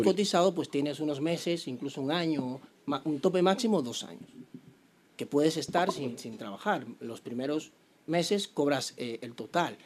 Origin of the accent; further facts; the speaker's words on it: Santo Domingo Oeste, Distrito Nacional, Dominican Republic; moved away; soy de Santo Domingo, yo me crié ahí en Enriquillo de Herrera